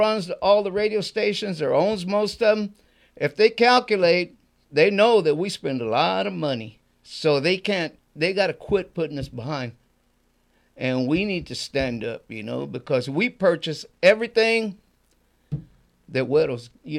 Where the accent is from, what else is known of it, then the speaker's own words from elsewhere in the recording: Houston, Texas, United States; I'm not born in Mexico. I'm born in Houston, Texas.